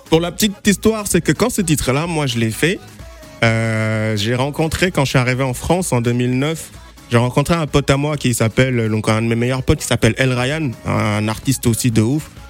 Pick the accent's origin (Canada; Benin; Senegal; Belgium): Senegal; moi, je suis sénégalais